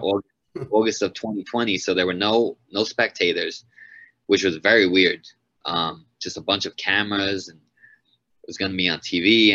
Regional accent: Long Island, New York, United States; my first five fights were all in Long Island, in my hometown

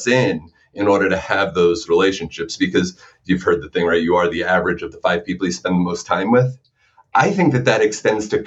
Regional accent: New York, United States; growing up in New York

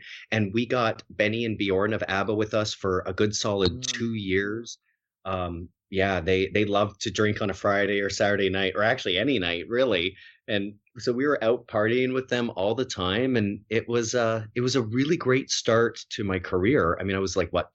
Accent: Harrow, Ontario, Canada; moved away as an adult; also born or lived in Winnipeg; now in United States; I grew up in, like, one of the smallest farming communities in all of Canada, in Harrow, Ontario

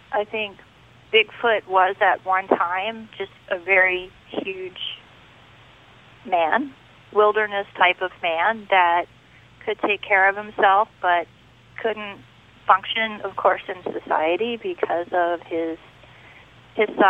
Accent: Upperco, Maryland, United States; also born or lived in Idaho; now in Phoenix, United States; I grew up in Maryland

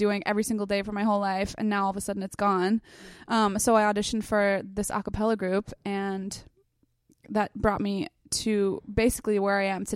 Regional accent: South Shore, Massachusetts, United States; moved away as an adult; now in Los Angeles, United States; South Shore, Massachusetts, but nobody knows the town I'm from, so I just call it Boston

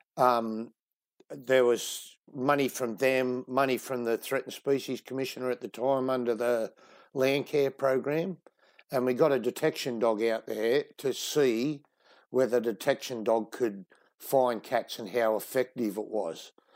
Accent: Sydney, New South Wales, Australia; moved away as an adult; now in Western Australia, Australia; I grew up in Sydney

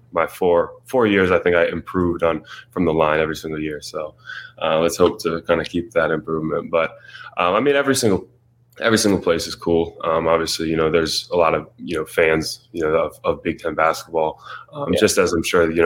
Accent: Richmond, Virginia, United States; moved away as an adult; also born or lived in Evanston, Illinois; I'm 3 hours from Richmond

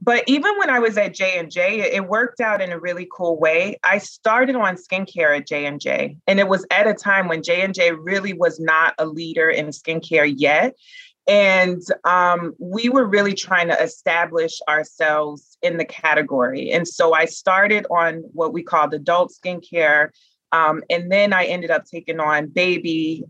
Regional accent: Memphis, Tennessee, United States; At that time, Maybelline was headquartered in my hometown of Memphis. And I just didn't know that people from Memphis could have a career in beauty.

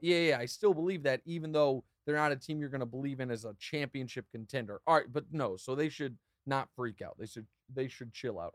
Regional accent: Kansas City, Missouri, United States; being from Kansas City

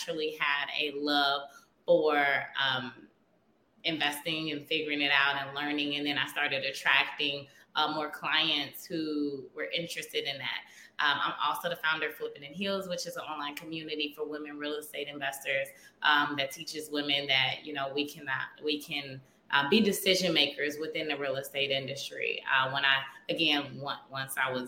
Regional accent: Chicago, Illinois, United States; I am born and raised in Chicago

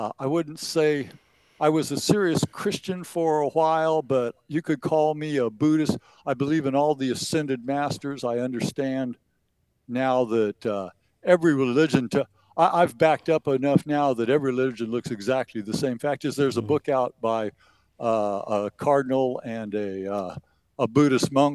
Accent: Eastern Oregon, United States; growing up in Eastern Oregon

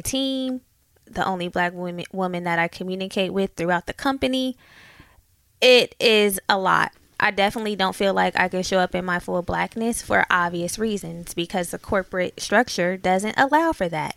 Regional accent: Oakland, California, United States; moved away; I grew up in Oakland and we moved

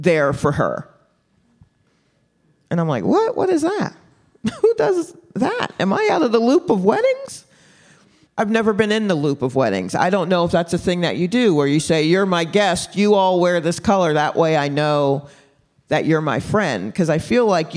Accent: Stone Mountain, Georgia, United States; We grew up in Stone Mountain, Georgia

